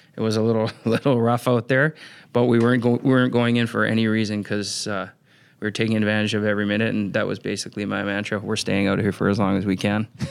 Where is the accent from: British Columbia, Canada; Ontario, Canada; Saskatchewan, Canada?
British Columbia, Canada; Vancouver; moved away; also born or lived in Minnesota; growing up in Vancouver, British Columbia, because you're on the coast